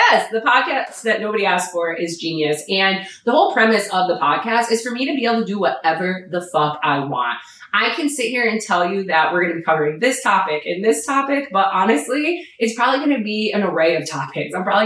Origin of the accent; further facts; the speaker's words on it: New York, United States; moved away as an adult; now in Florida, United States; I am a New Yorker, and I will forever be a New Yorker at heart